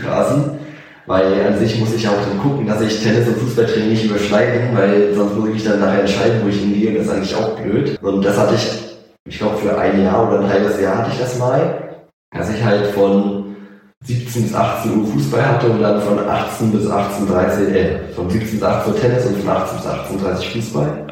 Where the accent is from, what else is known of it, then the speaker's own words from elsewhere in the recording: Miersdorf, Brandenburg, Germany; hier bei uns in Miersdorf